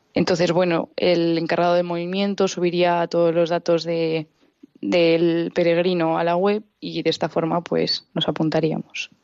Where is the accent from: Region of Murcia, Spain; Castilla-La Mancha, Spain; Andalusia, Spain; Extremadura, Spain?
Castilla-La Mancha, Spain; Talavera de la Reina; tengo 18 años y también soy de Talavera